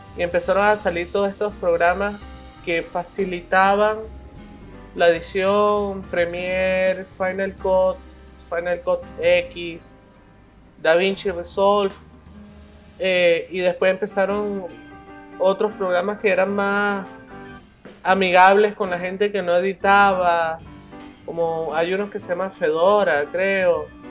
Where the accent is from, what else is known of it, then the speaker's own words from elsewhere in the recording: Caracas, Capital District, Venezuela; moved away; also born or lived in Mérida; Prácticamente crecí en la Cristóbal Rojas de Caracas y la Escuela de, Arte de la ULA